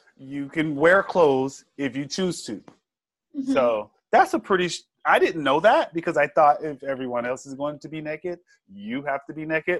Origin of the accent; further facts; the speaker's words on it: Georgia, United States; Nude. I'm from